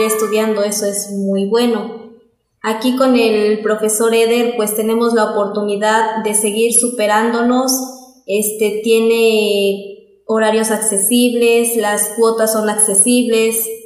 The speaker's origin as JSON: {"language": "Spanish", "town": "San Bartolo Tutotepec", "region": "Hidalgo", "country": "Mexico", "said": "soy de aquí de San Bartolo Tototepec, vivo en la colonia Los Reyes"}